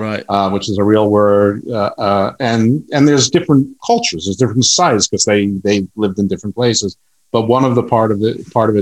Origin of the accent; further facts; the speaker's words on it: United States; we're American centric